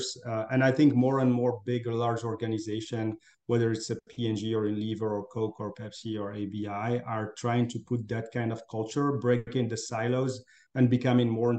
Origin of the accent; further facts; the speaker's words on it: Morocco; moved away as an adult; also born or lived in France / Africa / Middle East / United States; I'm originally from Morocco. That's where I grew up.